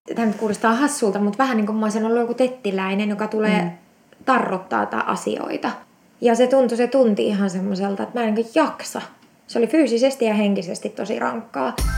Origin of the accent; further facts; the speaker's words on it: Eastern Finland, Finland; now in Espoo, Finland; Mä oon siis Itä-Suomesta kotoisin ja tota, se oli 2008, kun mä muutin, muutin pääkaupunkiseudulle